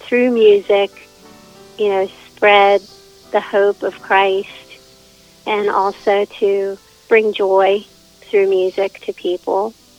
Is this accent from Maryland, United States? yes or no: no; Whitehall, Pennsylvania, United States; also born or lived in Murrysville, Pennsylvania; now in New Freeport, United States; I lived in Whitehall, near Pittsburgh